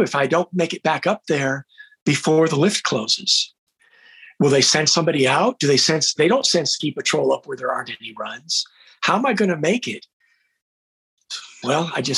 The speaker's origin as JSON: {"language": "English", "country": "United States", "said": "I was an ignorant American"}